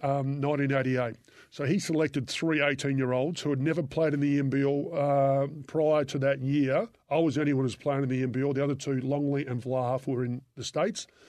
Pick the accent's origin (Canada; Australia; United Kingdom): Australia; I'm Australian